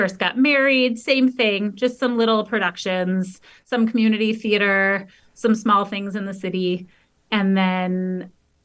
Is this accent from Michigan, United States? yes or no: yes; outside of Detroit, Michigan, United States; I grew up outside of Detroit